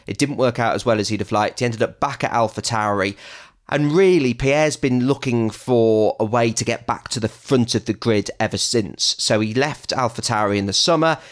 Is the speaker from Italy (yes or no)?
no; England, United Kingdom; me and Betty are English